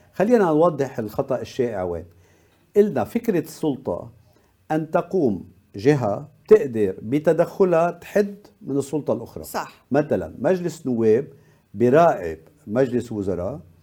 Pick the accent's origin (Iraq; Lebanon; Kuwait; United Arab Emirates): Lebanon; عندنا بلبنان